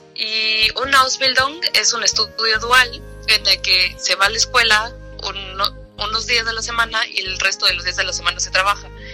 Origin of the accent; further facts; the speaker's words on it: Mexico; now in Germany; vengo de México